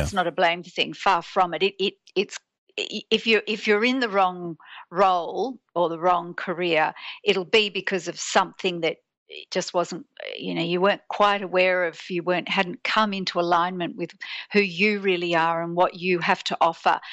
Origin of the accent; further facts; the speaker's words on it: Sydney, New South Wales, Australia; I'm born and bred in Sydney